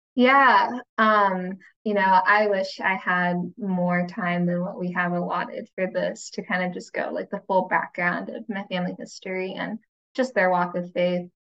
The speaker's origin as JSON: {"language": "English", "country": "United States", "tie": "born or raised there", "said": "growing up in the States"}